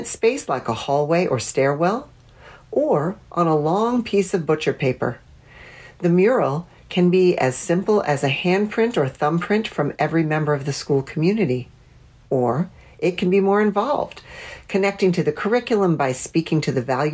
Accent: Washington, District of Columbia, United States; my hometown of Washington, D.C.

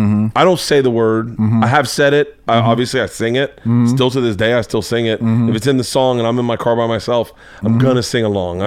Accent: the South, United States; moved away; I grew up in the South.

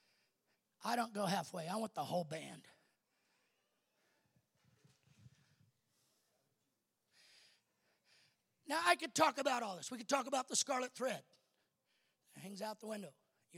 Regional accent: Colorado, United States; I come from Colorado

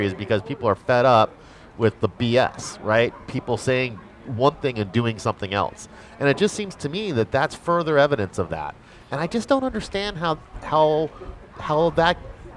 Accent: United States; as an American

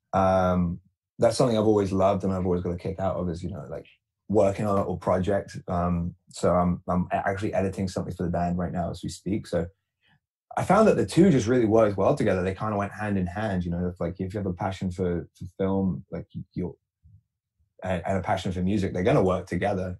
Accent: Canterbury, South East England, United Kingdom; moved away as an adult; now in Kingston, Canada; I grew up in Canterbury, England, which is a city about an hour southeast of London in the UK. And then I moved to Kingston when I was

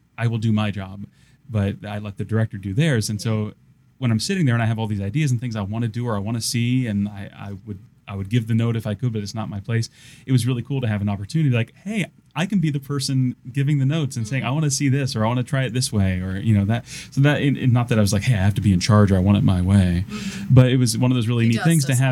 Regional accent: Westerville, Ohio, United States; I grew up in Westerville at the Church of Messiah

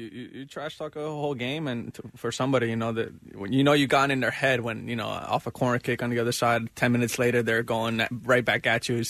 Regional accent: United States; also born or lived in Europe; being American

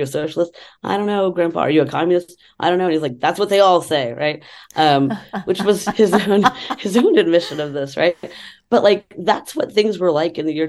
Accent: Texas, United States; moved away as an adult; also born or lived in New York City; flying from Texas, where I grew up, to New York City.

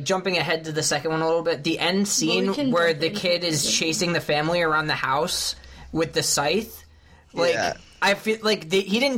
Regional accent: New York, United States; we're from New York, right next to Pennsylvania

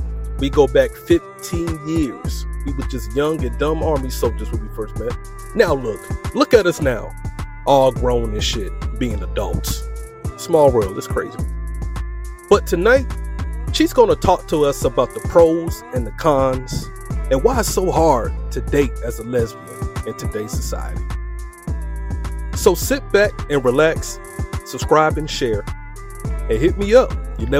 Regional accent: Riverside, California, United States; I was born in Cali, too. I was born in Riverside.

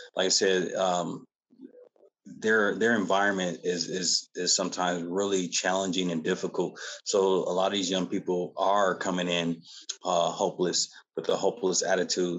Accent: Battle Creek, Michigan, United States; now in Lawton, United States; I'm, I'm not originally from Lawton, O, Oklahoma. I'm from Battle Creek, Michigan

